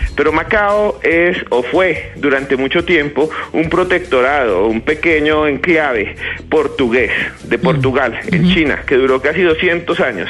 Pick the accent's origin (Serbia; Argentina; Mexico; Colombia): Colombia; Colombia también eh, exporta gente que somos nosotros mismos, colombianos